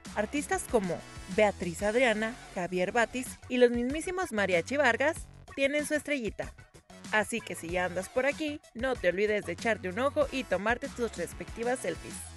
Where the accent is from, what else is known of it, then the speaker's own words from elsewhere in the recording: Tijuana, Baja California, Mexico; como buen tijuanense